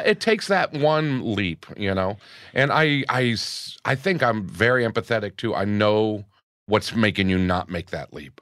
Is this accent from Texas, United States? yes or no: no; Gainesville, Florida, United States; also born or lived in New York; now in Los Angeles, United States; growing up in Gainesville